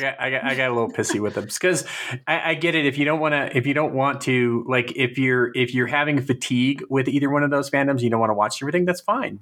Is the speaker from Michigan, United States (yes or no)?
no; Fresno, California, United States; growing up in Fresno, we had canals